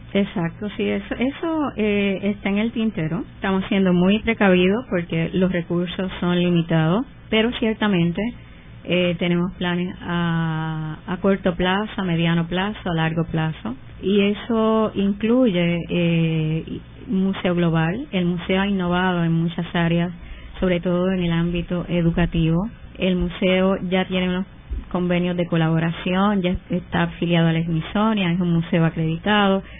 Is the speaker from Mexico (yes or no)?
no; Puerto Rico; como puertorriqueñas